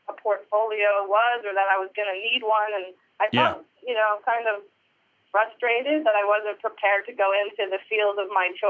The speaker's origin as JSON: {"language": "English", "town": "Parsippany", "region": "New Jersey", "country": "United States", "tie": "born or raised there", "said": "I grew up in New Jersey, Parsippany, New Jersey."}